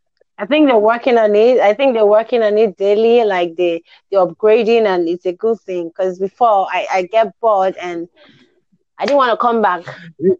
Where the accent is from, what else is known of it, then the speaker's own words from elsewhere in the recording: Nigeria; I am in Nigeria.